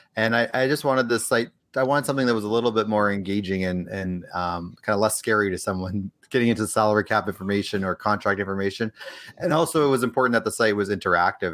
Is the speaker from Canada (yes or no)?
yes; Edmonton, Alberta, Canada; moved away as an adult; now in Los Angeles, United States; I'm from Edmonton originally, grew up there, spent most of my, my time in Edmonton